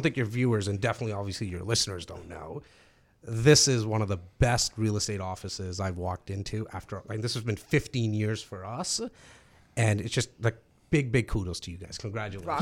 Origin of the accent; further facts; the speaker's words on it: Toronto, Ontario, Canada; now in Brampton, Canada; I grew up actually in Rexdale